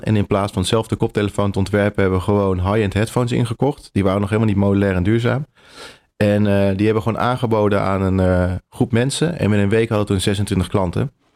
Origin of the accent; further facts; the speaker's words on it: 's-Hertogenbosch, North Brabant, Netherlands; moved away as an adult; also born or lived in Delft / The Hague; now in Utrecht, Netherlands; ik kom uit Brabant, uit Den Bosch geboren